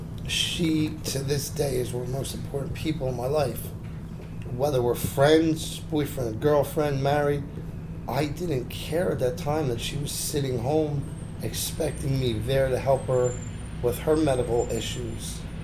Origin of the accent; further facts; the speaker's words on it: Toms River, New Jersey, United States; I wasn't brought up in a tough neighborhood. I'm from Toms River. Mean streets of Toms River.